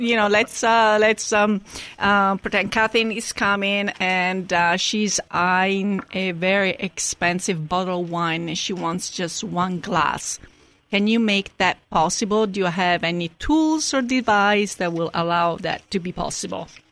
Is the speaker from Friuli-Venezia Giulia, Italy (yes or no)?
no; Rome, Lazio, Italy; moved away; I'm from Rome as well